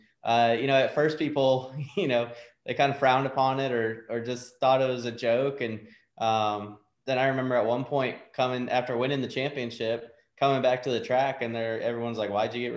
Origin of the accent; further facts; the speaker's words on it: Iowa, United States; moved away; my home state